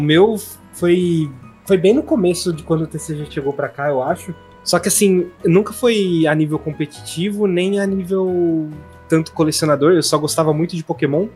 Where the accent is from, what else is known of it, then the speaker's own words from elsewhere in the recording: Santo André, São Paulo, Brazil; now in Santa Bárbara d'Oeste, Brazil; eu sou de Santa Bárbara, hoje interior de São Paulo. Na época eu era de Santo uhum. André, que era mais centrão.